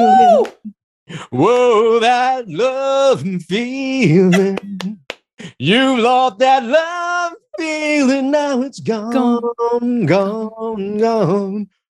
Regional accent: Los Angeles, California, United States; I grew up in Chinatown, LA, and I auditioned for the movie.

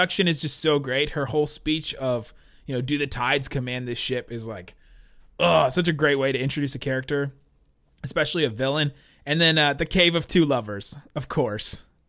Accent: Cincinnati, Ohio, United States; also born or lived in Southern California; I was born in Southern California. We moved when I was really young. We ended up then eventually we were living in Cincinnati, Ohio.

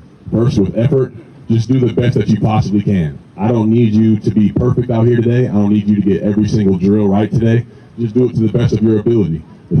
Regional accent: Ackworth, Georgia, United States; It's crazy for me because I'm a kid I grew up in Ackworth, Georgia. Nobody knows where that is.

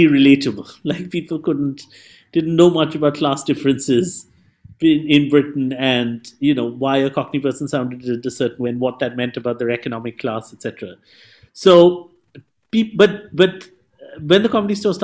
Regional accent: Mumbai, Maharashtra, India; English is a second language; I'm from Mumbai

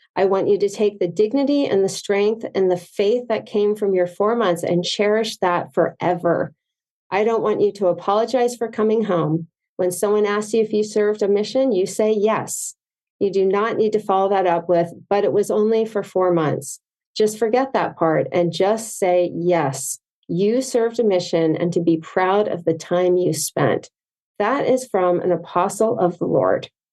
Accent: Potomac, Maryland, United States; also born or lived in Provo, Utah; now in San Clemente, United States; I grew up in Potomac, Maryland

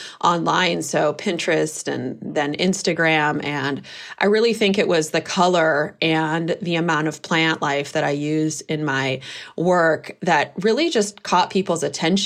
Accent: Berkeley, California, United States; I grew up in Berkeley, California

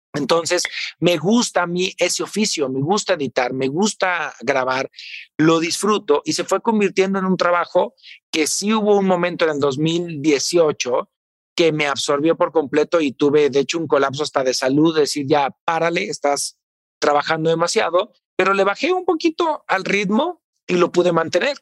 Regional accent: Tepatitlán, Jalisco, Mexico; mi pueblo, que es Tepatitlán, Jalisco

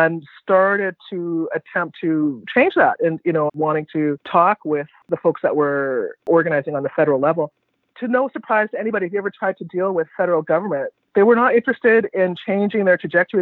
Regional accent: Vancouver, British Columbia, Canada; I was born in Vancouver, and Vancouver is the only home that I've known

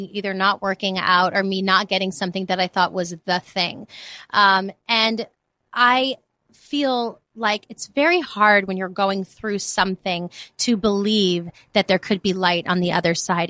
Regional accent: New York City, New York, United States; moved away as an adult; also born or lived in Los Angeles; I grew up in the Bronx. I'm from New York

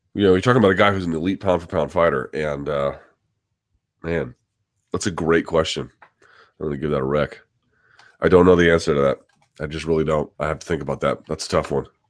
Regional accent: South Georgia, United States; moved away; I grew up in the South of Georgia.

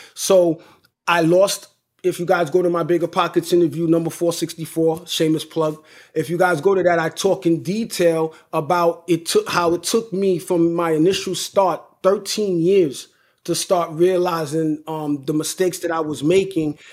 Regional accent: New York, United States; I'm from New York, right? And, but I do most of my business in Connecticut

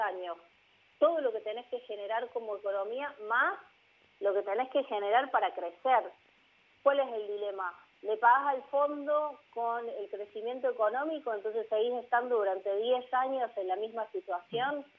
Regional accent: Argentina

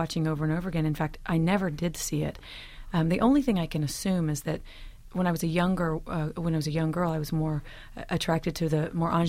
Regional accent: Elk City, Oklahoma, United States; I didn't grow up with live theater at all, but I grew up with movie musicals. And, of course, I'm from Oklahoma, so the musical Oklahoma was the first thing I ev

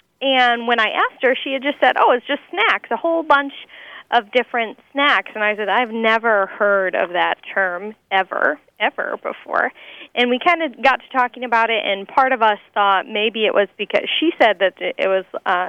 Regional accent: Midwest, United States; also born or lived in Milwaukee; we're from the Midwest, so it's pretty much pronounced with a D

